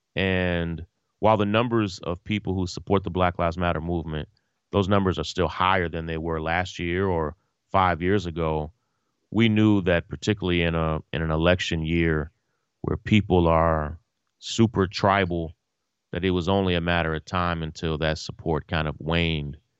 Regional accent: Versailles, Kentucky, United States; my family and I grew up with Kenny's family in Versailles. I'm from Kentucky

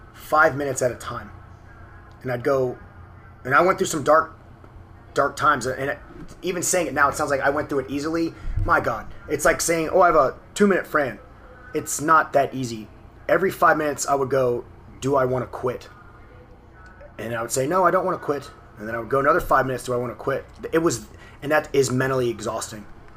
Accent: New Orleans, Louisiana, United States; I grew up in the New Orleans area

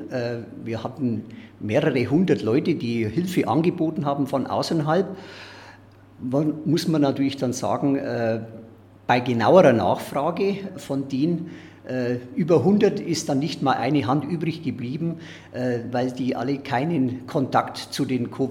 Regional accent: Solnhofen, Bavaria, Germany; Ich bin in Sollenhofen groß geworden, äh, in meinem Heimatdorf ja

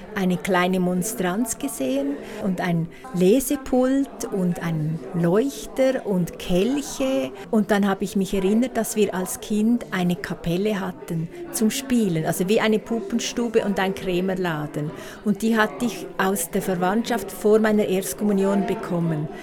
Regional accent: Beckenried, Nidwalden, Switzerland; in Beckenried, wo ich aufgewachsen bin

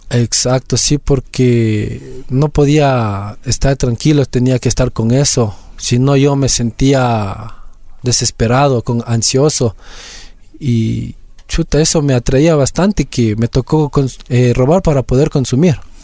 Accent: Quito, Pichincha, Ecuador; yo soy de aquí de Quito, eh, vivo en el sector del condado.

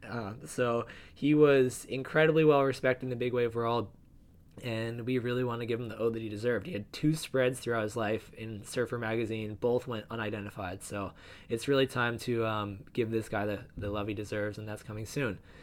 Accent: New Jersey, United States; I'm from New Jersey

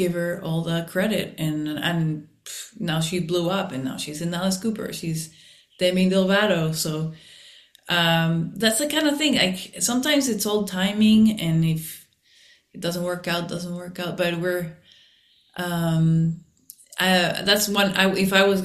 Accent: Mexico; now in Los Angeles, United States; we grew up in Mexico

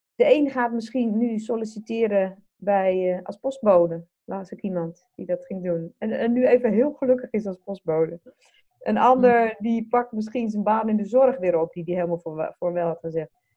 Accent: Netherlands; wij als Nederlanders

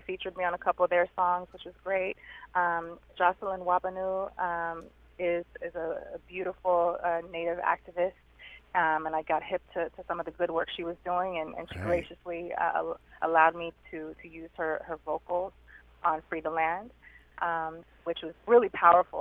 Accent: Southern California, United States; I'm from uh, from California, born and raised in Southern Cali

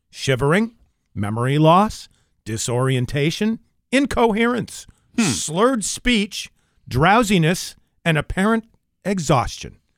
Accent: Vermont, United States; moved away as an adult; now in Springfield, United States; grew up in New England, yeah, southern I mean, Vermont.

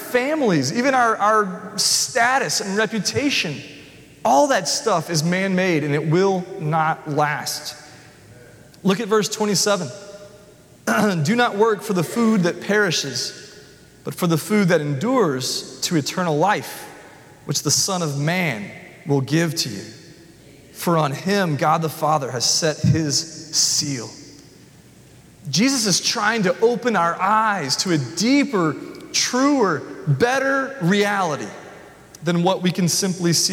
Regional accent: the South, United States; I thought I was from the South

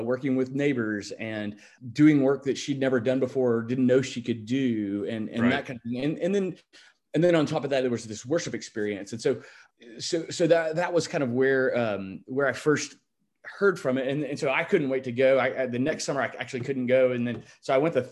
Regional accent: Little Rock, Arkansas, United States; I grew up in Little Rock.

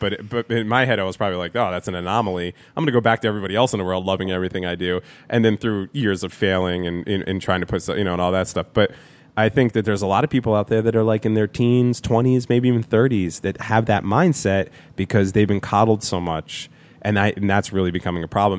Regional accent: New Jersey, United States; also born or lived in New York; I was born in New Jersey, then I lived in New York, and then I came back to New Jersey, but all by the time I was three

